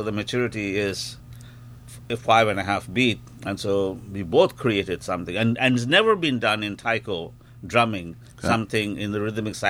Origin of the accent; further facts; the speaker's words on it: India; also born or lived in San Francisco, United States / Los Angeles, United States; now in Toronto, Canada; I grew up in India and then moved to San Francisco, worked in San Francisco and Los Angeles for a long, long time, and then to Toronto.